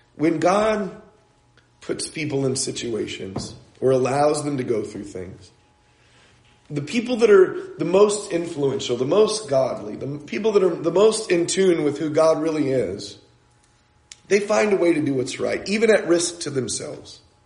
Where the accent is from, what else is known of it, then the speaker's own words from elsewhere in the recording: San Diego, California, United States; I'm an American. I grew up in San Diego, California